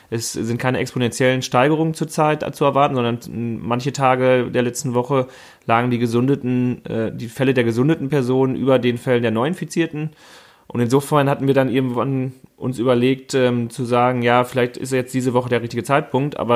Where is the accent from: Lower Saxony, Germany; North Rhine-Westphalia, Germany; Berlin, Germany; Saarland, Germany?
North Rhine-Westphalia, Germany; Freckenhorst; ich komme aus Freckenhorst, also bin in Warendorf geboren, an einem Fettmarktsonntag, wie ich immer gerne sage, an sehr stürmischen Fettmarktsonntag, ähm, im Jahr 1986, bin also 33 Jahre alt